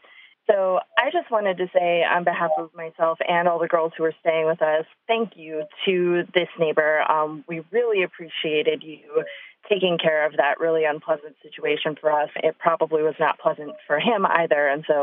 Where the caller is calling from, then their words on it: Chicago, Illinois, United States; I am from Chicago.